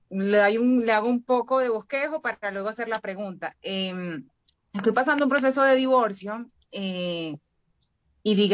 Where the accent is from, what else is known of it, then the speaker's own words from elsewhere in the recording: Venezuela; now in Bogotá, Colombia; Venezolana, pero estoy en Bogotá.